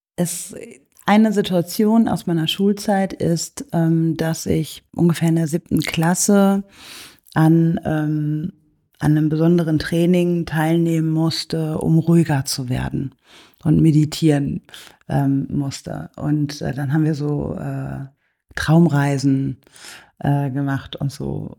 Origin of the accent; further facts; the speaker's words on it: Germany; ich komme aus Deutschland